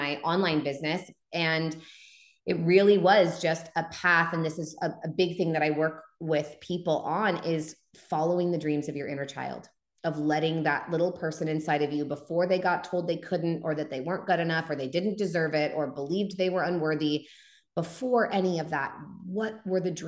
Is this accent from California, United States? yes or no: yes; Humboldt County, Northern California, United States; I was home in Humboldt County, where I grew up in Northern California in the Redwoods